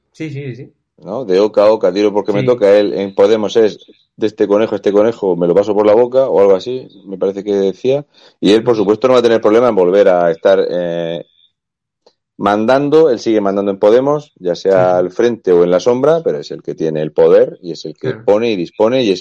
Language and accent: Spanish; Spain